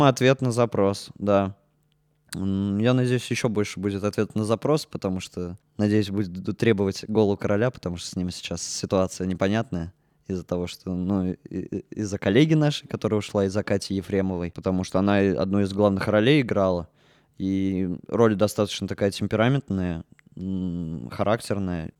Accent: Orenburg, Orenburg Oblast, Russia; moved away as an adult; also born or lived in Yekaterinburg; now in Murmansk, Russia; Я из Оренбурга учился в Екатеринбурге 4 года

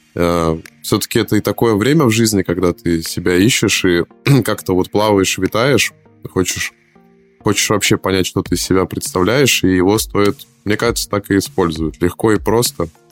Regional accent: Saint Petersburg, Russia; я из Питера, я звоню в Москву

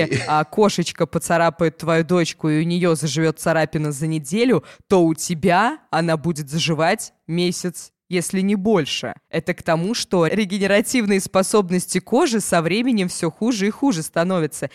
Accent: Ulyanovsk, Ulyanovsk Oblast, Russia; У нас в Ульяновске

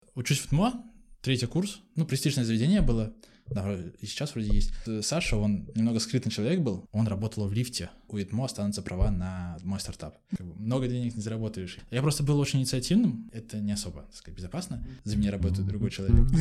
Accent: Pskov, Pskov Oblast, Russia; now in Saint Petersburg, Russia; А сам я родом не из Санкт-Петербурга, из маленького городка, Псков называется

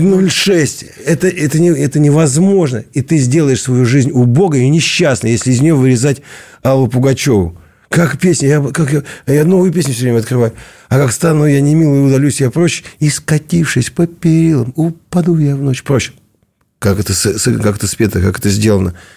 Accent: Kemerovo, Kemerovo Oblast, Russia; я из Кемерово.

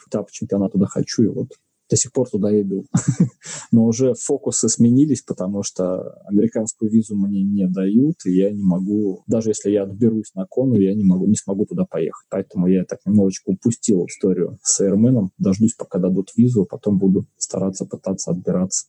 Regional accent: Saint Petersburg, Russia; я родился в Санкт-Петербурге, на Васильевском острове. И вокруг моего дома, не знаю, у меня во дворе была хоккейная коробка

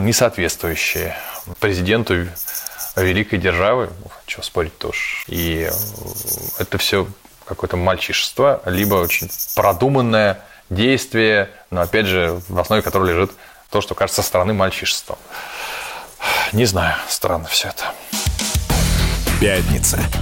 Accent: Russia; мы тут из России

